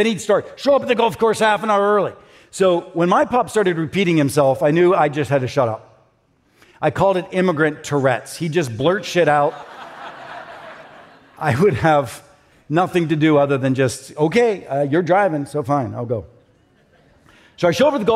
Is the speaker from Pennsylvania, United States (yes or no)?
yes; Pittsburgh, Pennsylvania, United States; I grew up in Pittsburgh